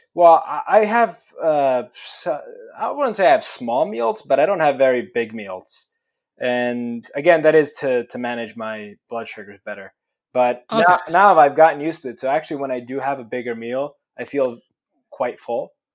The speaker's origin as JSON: {"language": "English", "country": "Italy", "tie": "born or raised there", "moved": "yes", "lives_now": "United States", "said": "I was born in Italy"}